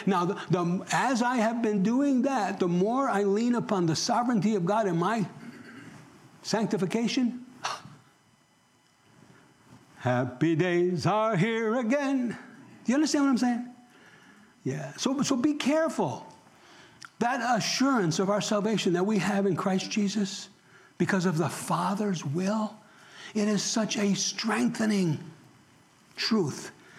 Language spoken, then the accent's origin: English; New York, United States; accent: New York; moved away; I've been here for 30-some years now, and I've lost my New York accent. I know I have.